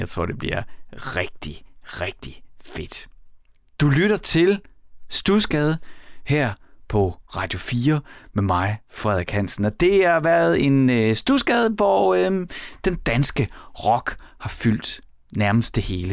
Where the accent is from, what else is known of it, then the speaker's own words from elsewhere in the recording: Horsens, Central Denmark Region, Denmark; jeg er vokset op i Horsens